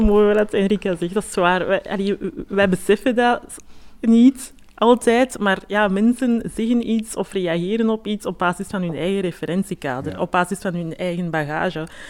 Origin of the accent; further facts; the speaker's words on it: Antwerp, Flanders, Belgium; mijn roots van mijn ouders vooral zijn ergens anders, maar ik heb heel mijn leven hier gewoond en geleefd. Antwerpen is ook mijn thuis